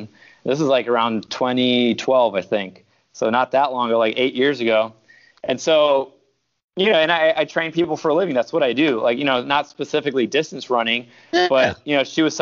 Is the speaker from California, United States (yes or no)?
no; Miami, Florida, United States; also born or lived in Queens, New York; I lived there about 5 years, and then I'm 40 now, so I've been in Miami for 35 years